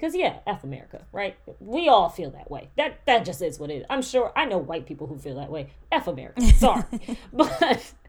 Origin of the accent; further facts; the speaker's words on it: United States; I am black, but because I am African American